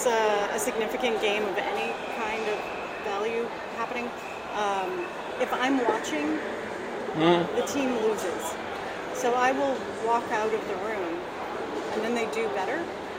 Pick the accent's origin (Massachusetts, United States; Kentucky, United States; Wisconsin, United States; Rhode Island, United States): Rhode Island, United States; Cranston; now in New York, United States; I'm originally from Cranston, Rhode Island, but I've been living in New York for the last 47,000 years.